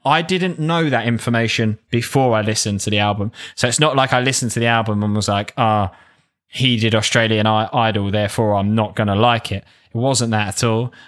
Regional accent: south of the M25, South East England, United Kingdom; accent: south of the M25 (Cockney-like)

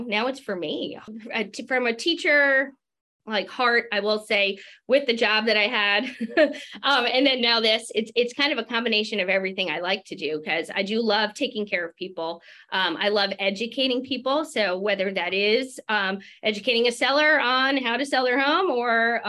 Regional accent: Long Island, New York, United States; moved away; I'm originally from Long Island, New York

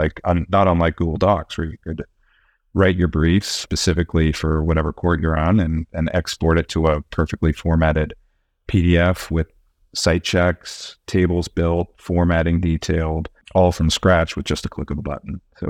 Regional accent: California, United States; My mom was a trial lawyer in Santa Clara for 40 years. My dad was a technologist, and so I grew up in the Bay Area, in the heart of it

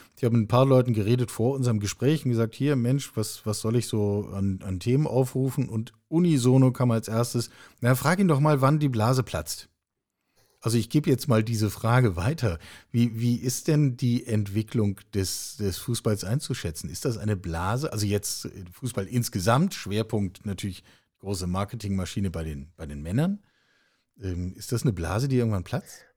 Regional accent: Hamburg, Germany; moved away; ich habe äh, als Teenager in der Westkurve des Volksparkstadions in Hamburg gestanden

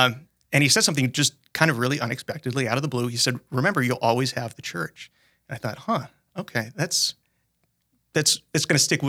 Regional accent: Sioux Falls, South Dakota, United States; So I'm guy from Sioux Falls. I grew up here, went to public school, small family, just my brother, my parents, and I.

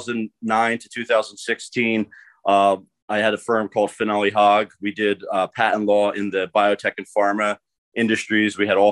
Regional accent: Philadelphia, Pennsylvania, United States; So I'm from Philadelphia, and I started, I was at Temple University getting my PhD in organic chemistry.

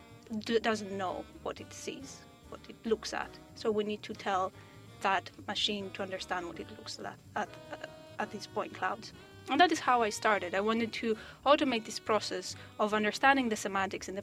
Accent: Corfu, Ionian Islands, Greece; moved away; I was working as an architect in an island in Greece, where it's my hometown, Corfu

